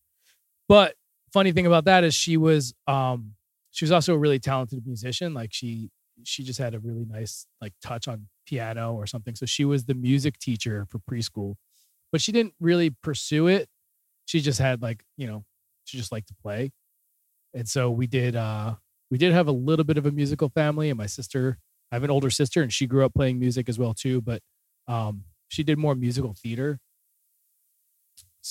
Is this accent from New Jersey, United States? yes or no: yes; New Jersey, United States; moved away as an adult; also born or lived in New York City / Boston / Philadelphia; I grew up in New Jersey, which if you're not familiar with the states, it's like the Northeast. So about 10 minutes outside of Philadelphia in a suburb town there